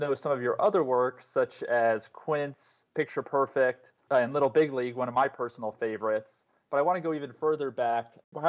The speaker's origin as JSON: {"language": "English", "region": "New York", "country": "United States", "tie": "born or raised there", "said": "a young Jewish kid growing up in New York"}